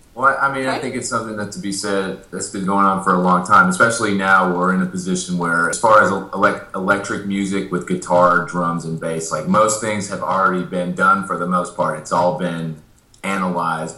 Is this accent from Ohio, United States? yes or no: no; Amarillo, Texas, United States; moved away as an adult; also born or lived in Dallas, Texas; now in Nashville, United States; I grew up in Amarillo and I played country in Dallas for a couple years. And I had moved to Nashville